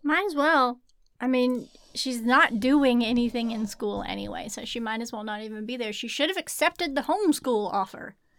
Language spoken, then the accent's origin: English; Arkansas, United States; I'm from Arkansas